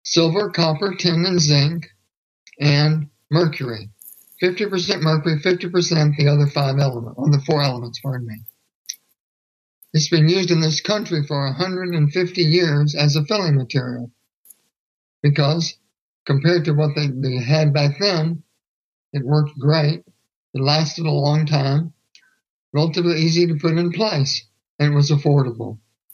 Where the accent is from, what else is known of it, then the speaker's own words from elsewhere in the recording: Houston, Texas, United States; I'm from Houston, Texas.